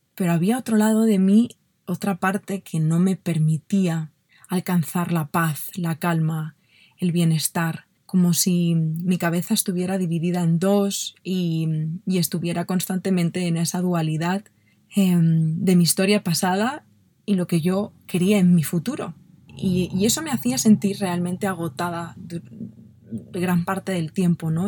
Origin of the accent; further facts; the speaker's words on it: Barcelona, Catalonia, Spain; yo nací en Barcelona, en una familia maravillosa, y no tuve una infancia, a pesar de que tuve una infancia mm, muy, muy bonita